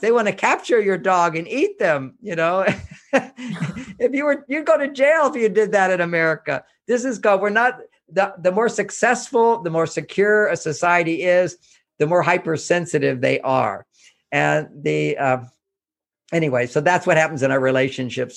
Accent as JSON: {"language": "English", "town": "Houston", "region": "Texas", "country": "United States", "tie": "born or raised there", "said": "I grew up in Houston, Texas"}